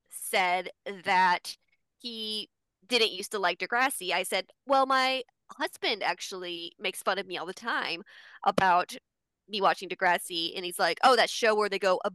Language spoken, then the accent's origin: English; Denver, Colorado, United States; how I was born in Denver, Colorado.